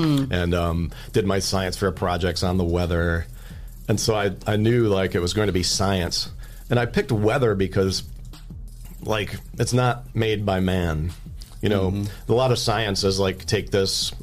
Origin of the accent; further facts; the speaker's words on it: Lincoln Park, Michigan, United States; moved away as an adult; also born or lived in Ann Arbor, Michigan / Iowa / South Bend, Indiana; now in Toledo, United States; I was born and raised in Downriver, Detroit, in Lincoln Park and Wyandotte